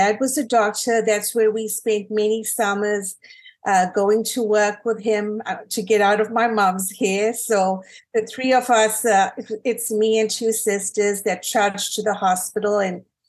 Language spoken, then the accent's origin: English; Durban, KwaZulu-Natal, South Africa; moved away as an adult; now in Dyersburg, United States; I was born and raised in Durban, South Africa, many moons ago